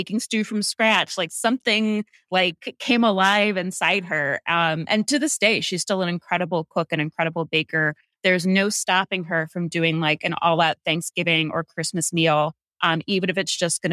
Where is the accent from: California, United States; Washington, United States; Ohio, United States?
Ohio, United States; Hinckley; moved away as an adult; also born or lived in New York City; I grew up in Hinckley, Ohio, which is a rural town about 30 miles south of Cleveland. So Northeast Ohio